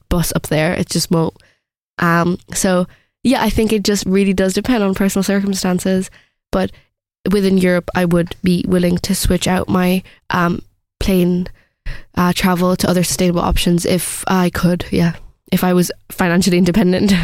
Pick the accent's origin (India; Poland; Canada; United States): India; moved away; being from India, saying that I'm only gonna visit my home country every eight years